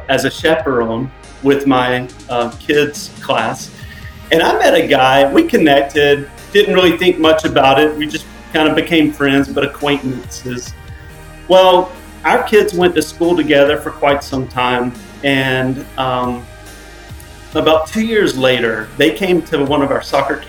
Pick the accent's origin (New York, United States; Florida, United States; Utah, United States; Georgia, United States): Georgia, United States; Macon; now in Portland, United States; I'm originally from Macon, Georgia, so just a little south of where you guys are from